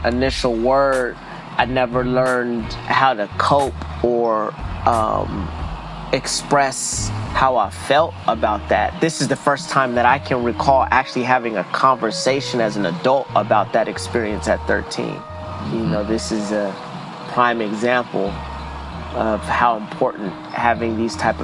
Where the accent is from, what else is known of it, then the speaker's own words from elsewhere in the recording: San Diego, California, United States; I grew up all around San Diego. Home base was Lincoln